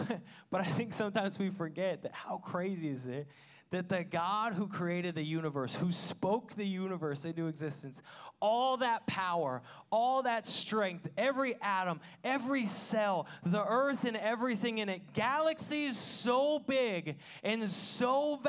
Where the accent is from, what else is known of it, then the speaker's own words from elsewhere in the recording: Washington, United States; I mean, I'm from Washington. I rarely ever saw stars till I moved here.